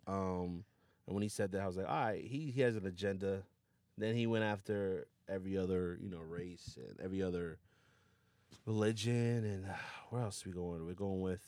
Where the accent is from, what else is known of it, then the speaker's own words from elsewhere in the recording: New Rochelle, New York, United States; also born or lived in Yonkers / Westchester; born and raised in New Rochelle